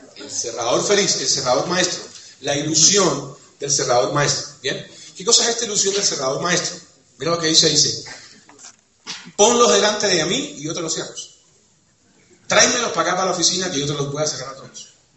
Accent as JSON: {"language": "Spanish", "country": "Cuba", "said": "soy cubano, porque soy caribeño"}